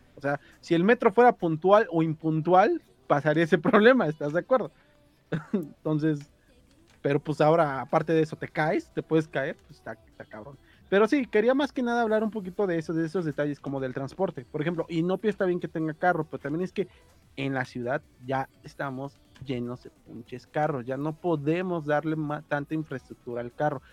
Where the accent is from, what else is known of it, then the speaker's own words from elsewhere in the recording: Mexico City, Mexico; yo que vivo en periferia, pero yo sí soy del de, Iztapalapa, o sea, al fin y al cabo sí soy de Feño